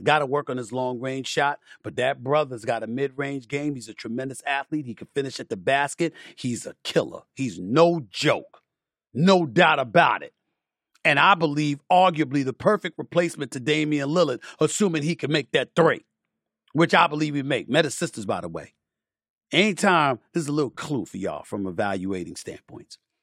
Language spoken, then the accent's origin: English; New York City, New York, United States; also born or lived in Bronx, New York; I'm from Queens, born in the Bronx